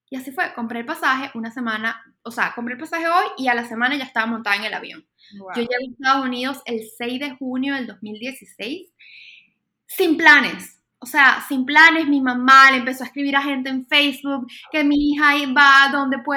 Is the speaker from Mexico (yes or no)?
no; Venezuela; moved away as an adult; Y no solo me mudé de Venezuela, sino que dejé muchas cosas que en ese momento no estaban funcionando